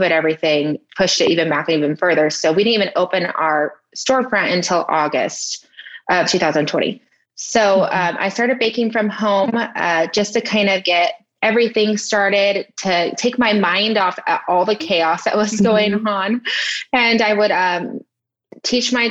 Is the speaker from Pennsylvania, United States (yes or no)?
no; Redlands, California, United States; I'm from Redlands, California. And that's where I currently live right now. It's my hometown.